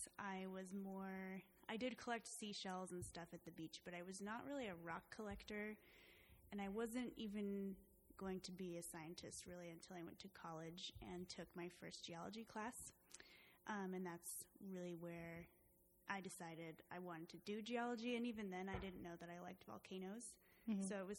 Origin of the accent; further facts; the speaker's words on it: Virginia, United States; moved away as an adult; also born or lived in Bellingham, Washington; I'm from Virginia